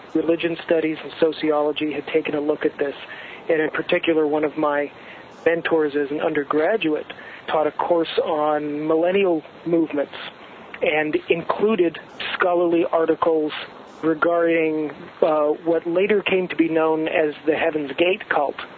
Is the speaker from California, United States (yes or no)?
yes; Southern California, United States; I grew up in Southern California